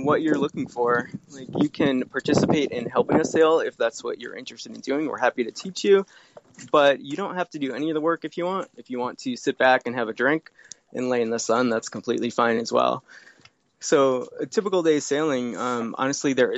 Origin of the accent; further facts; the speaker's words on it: Connecticut, United States; moved away; I grew up in Connecticut, and my family always had boats on Long Island Sound